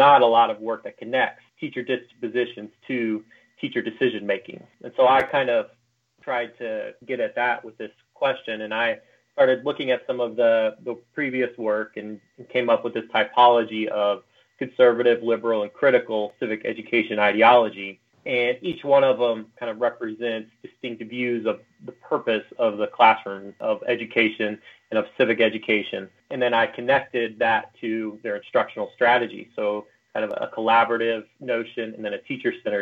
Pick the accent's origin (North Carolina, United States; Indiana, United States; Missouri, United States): Missouri, United States; Macon; moved away as an adult; also born or lived in China / Brazil; now in Utah, United States; taught middle school social studies in my hometown in Macon, Missouri